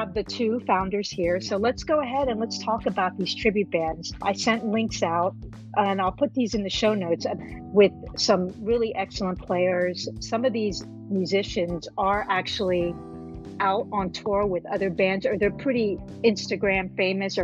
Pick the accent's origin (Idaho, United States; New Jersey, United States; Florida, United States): New Jersey, United States; I grew up in Jersey